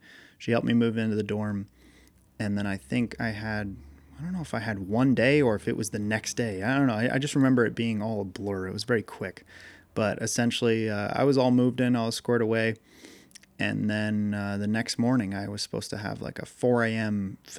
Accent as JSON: {"language": "English", "region": "Massachusetts", "country": "United States", "tie": "born or raised there", "said": "it turns out that in my town where I grew up in Massachusetts, there was a guy I used to work for that did these tag sales"}